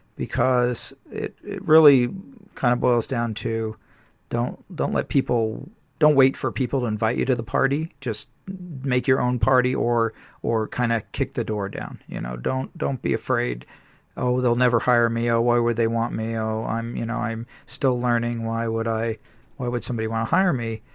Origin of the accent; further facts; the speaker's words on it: San Diego, California, United States; I grew up in San Diego